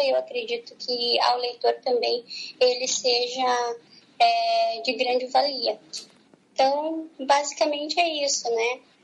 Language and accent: Portuguese; Paranaguá, Paraná, Brazil; Eu sou de Paranaguá